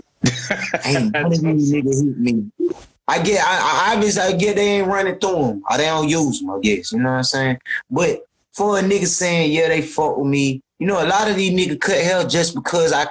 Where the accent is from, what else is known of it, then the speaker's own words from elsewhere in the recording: Atlanta, Georgia, United States; I'm from Cascade, the middle part, you know, that's the hood